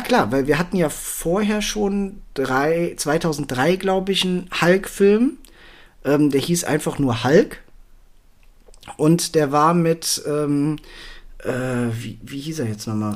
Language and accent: German; Germany; für mich als Deutscher bzw. Europäer